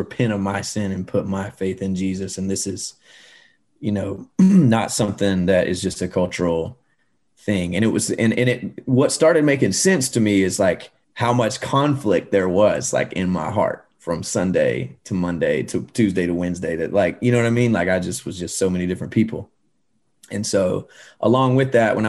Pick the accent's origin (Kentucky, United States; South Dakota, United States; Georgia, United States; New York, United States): Georgia, United States; I grew up in Georgia.